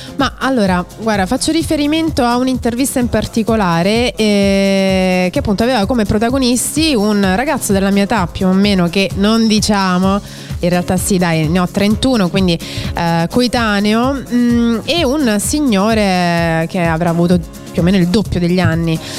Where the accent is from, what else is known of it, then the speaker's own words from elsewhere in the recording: Rome, Lazio, Italy; sono di Roma, orgogliosamente romana